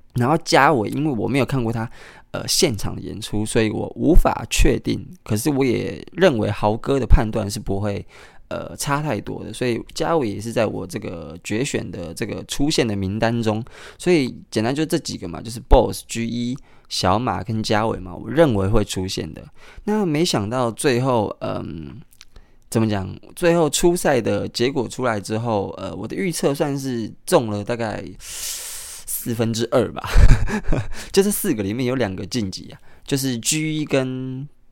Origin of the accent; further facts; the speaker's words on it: Kaohsiung, Taiwan; moved away; 高雄， 也就是我的家乡